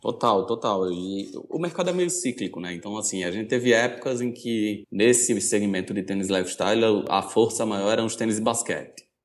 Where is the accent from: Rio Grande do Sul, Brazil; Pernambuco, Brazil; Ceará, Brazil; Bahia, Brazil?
Pernambuco, Brazil; Recife; moved away as an adult; now in São Paulo, Brazil; Eu sou de Recife